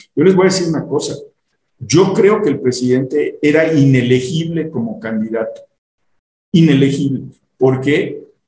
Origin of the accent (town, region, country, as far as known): Mexico